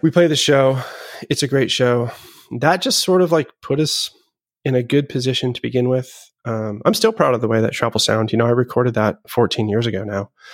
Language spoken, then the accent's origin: English; Boston, Massachusetts, United States; also born or lived in Seattle / Los Angeles; I was born in Seattle, and I lived in L A for, like, the end of my single digit years, I guess we'll say. And then I moved to Boston or just north of Boston when I was ten